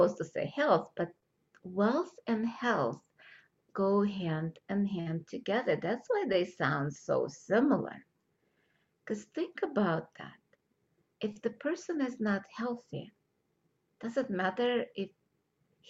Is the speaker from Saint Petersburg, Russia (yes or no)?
no; Moscow, Russia; moved away; I grew up in Russia when there was supposed to be equality of all, no separation